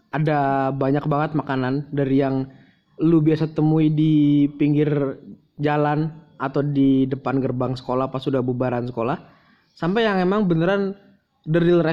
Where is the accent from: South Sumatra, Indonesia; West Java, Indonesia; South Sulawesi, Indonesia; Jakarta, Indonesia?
Jakarta, Indonesia; born there; Kayak gue lahir di Jakarta terus bokap nyokap nikah di Jakarta, hmm. gue juga dibaptis di Jakarta.